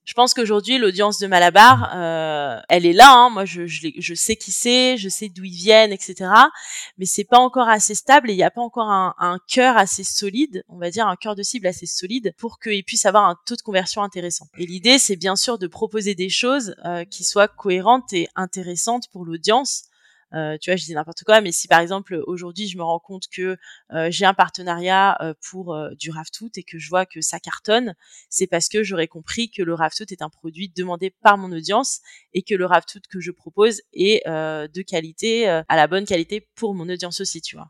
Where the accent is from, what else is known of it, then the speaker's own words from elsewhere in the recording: France; moved away as an adult; also born or lived in Chile / India / Canada; now in Barcelona, Spain; je suis née, j'ai grandi en France. aujourd'hui, j'habite à Barcelone, en Espagne